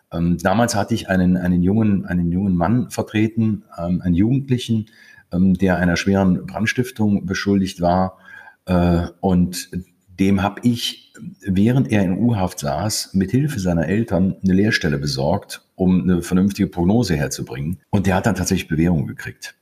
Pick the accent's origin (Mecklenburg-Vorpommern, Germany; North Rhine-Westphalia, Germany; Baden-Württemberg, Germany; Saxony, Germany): North Rhine-Westphalia, Germany; Krefeld; moved away as an adult; also born or lived in Konstanz; now in Lake Constance, Germany; ich bin in Krefeld geboren